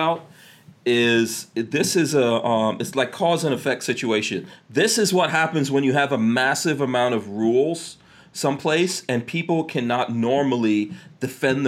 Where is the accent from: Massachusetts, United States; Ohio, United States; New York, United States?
New York, United States; New York City; moved away as an adult; also born or lived in Caribbean / New Jersey; I grew up in the crack 80s. And I grew up in Far Rockaway, which was John Gotti's territory